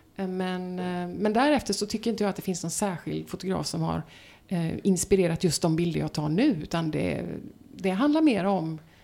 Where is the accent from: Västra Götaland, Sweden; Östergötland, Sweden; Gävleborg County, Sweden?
Östergötland, Sweden; now in Gothenburg, Sweden; min barndom i eh, södra Östergötland